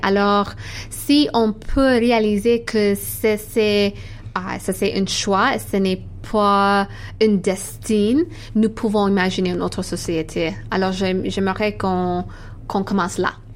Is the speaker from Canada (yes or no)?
yes; Canada; French is a second language; also born or lived in Eritrea; now in Toronto, Canada; je suis canadienne, mais ma famille vient de l'Érythrée